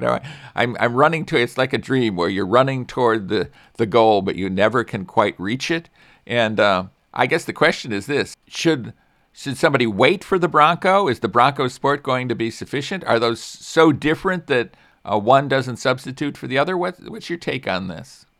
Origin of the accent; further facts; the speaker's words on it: Chicago, Illinois, United States; I grew up in Chicago area